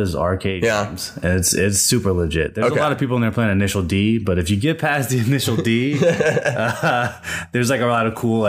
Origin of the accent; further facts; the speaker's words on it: Richmond, Virginia, United States; moved away; Originally from Virginia.